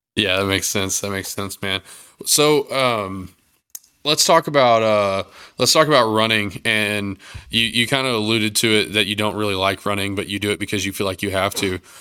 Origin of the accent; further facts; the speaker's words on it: Texas, United States; I'm from Texas